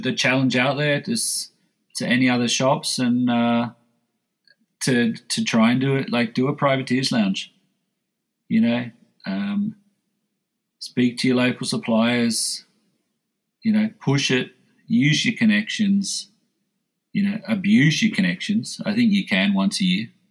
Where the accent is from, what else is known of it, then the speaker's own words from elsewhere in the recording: Australia; moved away as an adult; now in Switzerland; as an Aussie